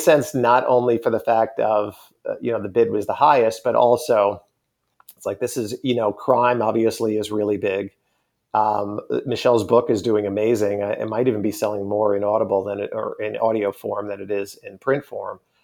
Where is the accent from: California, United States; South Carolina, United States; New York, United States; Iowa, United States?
New York, United States; Long Island; growing up on Long Island